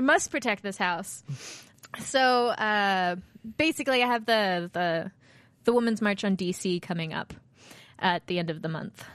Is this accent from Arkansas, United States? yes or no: no; Baltimore, Maryland, United States; moved away; I am from Baltimore, where Under Armour's from